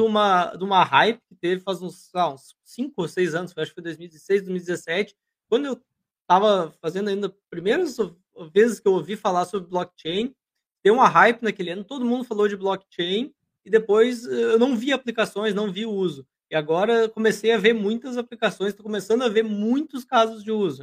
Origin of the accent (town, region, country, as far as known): Brazil